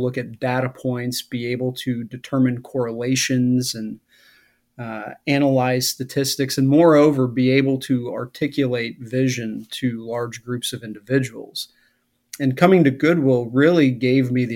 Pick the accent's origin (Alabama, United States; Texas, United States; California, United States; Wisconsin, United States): Wisconsin, United States; moved away; as a kid growing up in Wisconsin in the late 70s, early 80s